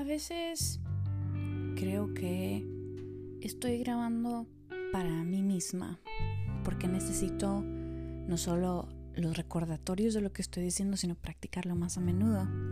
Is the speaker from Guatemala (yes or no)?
yes; Quetzaltenango, Guatemala; yo crecí en Quetzaltenango, en Guatemala, una ciudad eh, del altiplano.